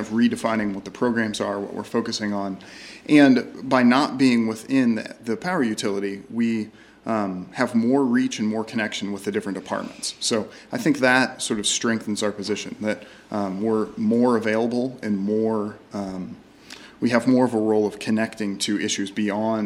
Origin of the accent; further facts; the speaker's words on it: Indianapolis, Indiana, United States; moved away as an adult; also born or lived in Houston / San Francisco; now in Austin, United States; I'm not from Austin. I grew up in Indianapolis, so I'm from the Midwest